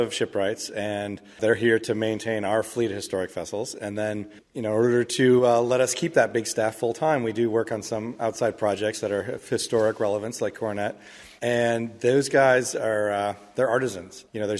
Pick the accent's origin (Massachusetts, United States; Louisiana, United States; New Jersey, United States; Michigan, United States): Michigan, United States; My own background is I grew up in Michigan, and as my parents tell me, we were on the Detroit River and saw a ship go